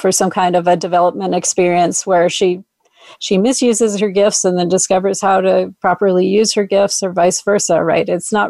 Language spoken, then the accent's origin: English; Minneapolis, Minnesota, United States; I was born and raised in Minneapolis